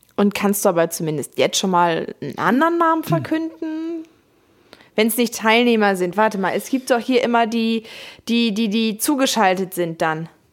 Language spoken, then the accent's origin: German; Hamburg, Germany; Ich komme aus Hamburg